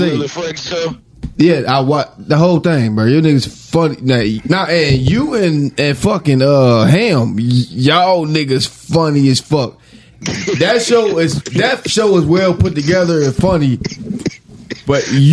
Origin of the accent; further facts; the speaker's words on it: Cincinnati, Ohio, United States; I'm from Cincinnati. I'm from downtown